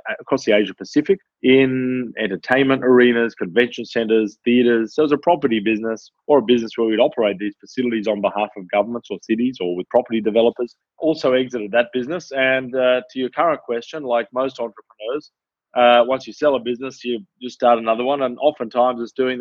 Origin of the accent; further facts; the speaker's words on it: Australia; moved away as an adult; now in United Kingdom; I'm Australian. I've been predominantly based in the UK for 9 years